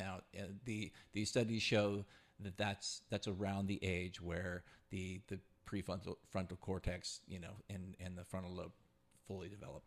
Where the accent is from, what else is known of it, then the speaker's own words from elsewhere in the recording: California, United States; as a Californian at forty-one years old